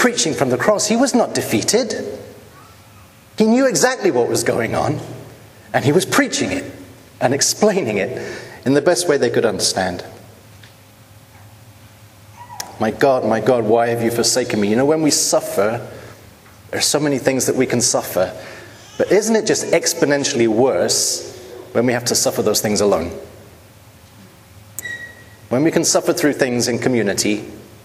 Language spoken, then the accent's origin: English; United Kingdom; as a British person